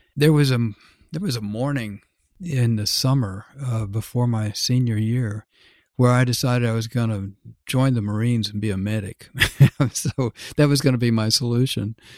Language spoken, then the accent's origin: English; Dallas, Texas, United States; moved away as an adult; to be from Dallas